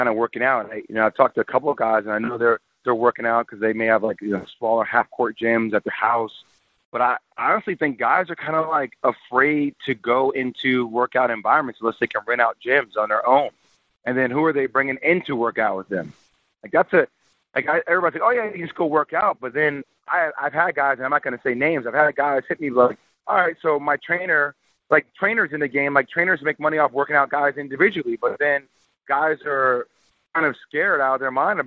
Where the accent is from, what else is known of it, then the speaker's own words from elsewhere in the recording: New Jersey, United States; I'm from Jersey